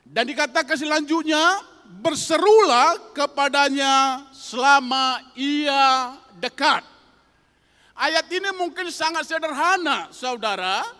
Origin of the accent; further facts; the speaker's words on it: North Sumatra, Indonesia; Tentunya saudaraku tahu saya bukan asli orang Jawa, tentu saya adalah asli dari Sumatera Utara